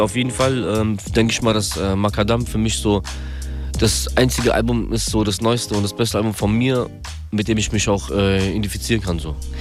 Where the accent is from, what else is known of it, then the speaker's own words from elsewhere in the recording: Darmstadt, Hesse, Germany; also born or lived in Kyiv, Ukraine / Frankfurt; geboren in der Ukraine, in Kiew 1988, komme aus Darmstadt